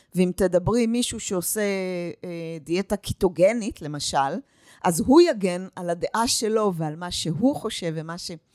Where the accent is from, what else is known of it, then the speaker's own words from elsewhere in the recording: Northern Israel, Israel; also born or lived in United States; אני מגיעה מהצפון, ואני עובדת עם נשים מכל רחבי הארץ, ואני הגעתי מארצות הברית